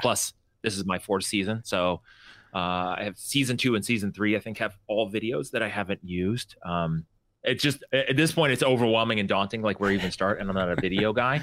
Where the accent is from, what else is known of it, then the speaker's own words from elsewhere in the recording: Bay Area, California, United States; moved away; also born or lived in eastern Washington; I grew up in the Bay Area in California